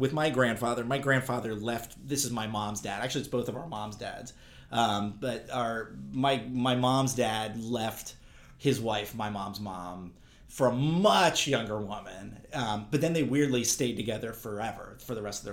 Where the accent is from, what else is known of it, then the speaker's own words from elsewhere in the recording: Berkeley, California, United States; I grew up in Berkeley, California